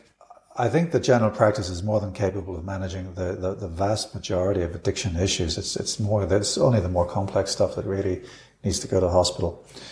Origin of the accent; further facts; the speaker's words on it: United Kingdom; now in Australia; And certainly when I came from the United Kingdom to Australia, I was very impressed with the standard of general practice.